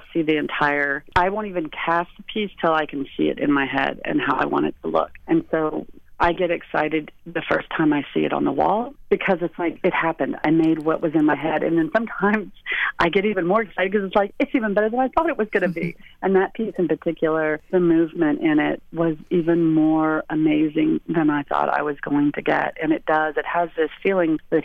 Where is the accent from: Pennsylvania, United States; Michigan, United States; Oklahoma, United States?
Oklahoma, United States; Lawton; moved away as an adult; also born or lived in Chicago; when I grew up in Oklahoma, I lived in Lawton, which is right by Fort Sill